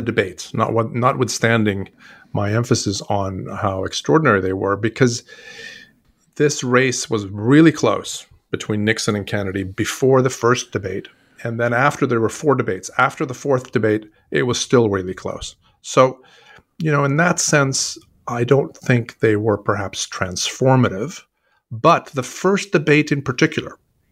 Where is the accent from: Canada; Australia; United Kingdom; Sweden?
Sweden; now in United States; I'm originally from Sweden.